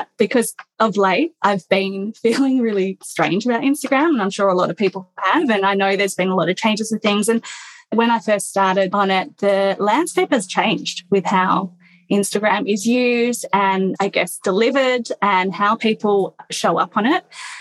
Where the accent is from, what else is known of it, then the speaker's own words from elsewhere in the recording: Perth, Western Australia, Australia; also born or lived in London; I was raised in Perth